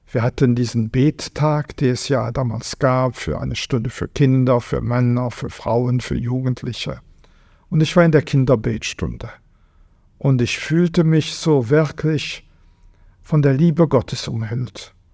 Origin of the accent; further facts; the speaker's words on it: Vianden, Luxembourg; einem kleinen Burgstädtchen an der deutschen Grenze, einem riesigen Schloss, äh, drei Kirchen, Ringmauer.